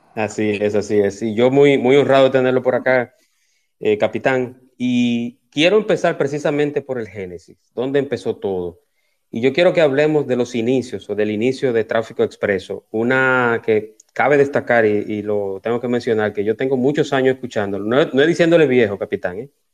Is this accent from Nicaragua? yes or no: no; Santo Domingo, Distrito Nacional, Dominican Republic; moved away as an adult; now in Punta Cana, Dominican Republic; yo vivo aquí en Punta Cana, pero nací y me crié en Santo Domingo